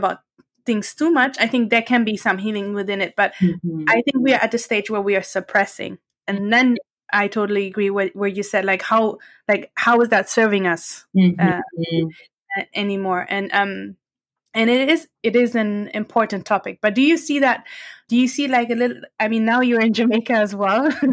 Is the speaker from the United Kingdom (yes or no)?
no; Eritrea; I'm from Eritrea